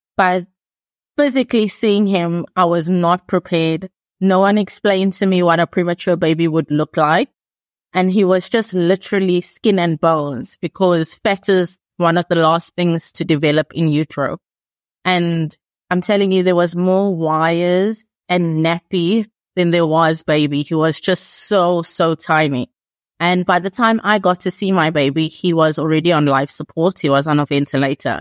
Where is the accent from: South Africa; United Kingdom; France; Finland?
South Africa; I'm from South Africa